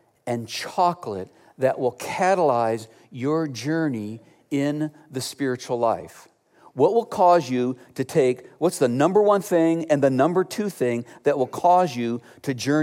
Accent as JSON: {"language": "English", "town": "Cleveland", "region": "Ohio", "country": "United States", "tie": "born or raised there", "moved": "yes", "said": "Growing up in Cleveland, Ohio"}